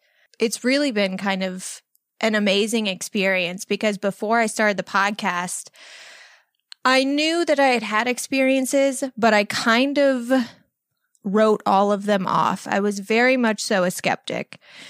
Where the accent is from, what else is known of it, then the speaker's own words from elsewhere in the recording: Illinois, United States; now in Los Angeles, United States; I am 32 years old. I live in Los Angeles, California. I moved here 11 years ago from Southern Illinois.